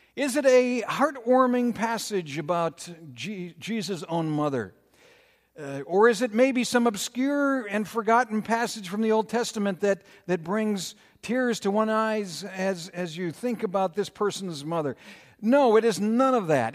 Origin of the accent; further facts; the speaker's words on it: Minnesota, United States; growing up in Minnesota